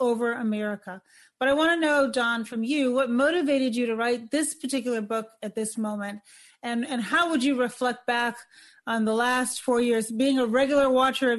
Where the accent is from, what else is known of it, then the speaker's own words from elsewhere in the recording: Chicago, Illinois, United States; my hometown of Chicago